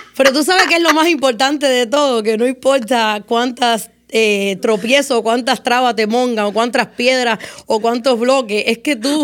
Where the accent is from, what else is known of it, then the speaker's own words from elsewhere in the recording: Moa, Cuba; now in United States; mi niñez en Cuba fue muy difícil